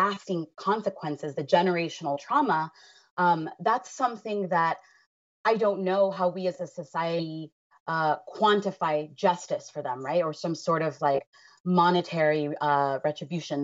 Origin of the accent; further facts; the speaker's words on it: Los Angeles, California, United States; being someone who was born and raised in Los Angeles